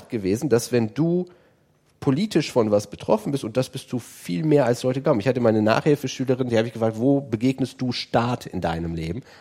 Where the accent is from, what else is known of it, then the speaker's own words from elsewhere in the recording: Aachen, North Rhine-Westphalia, Germany; ich habe das in, in Aachen, ich komme aus Aachen, äh, war es natürlich so, dass man sich auch in Holland aufgehalten hat.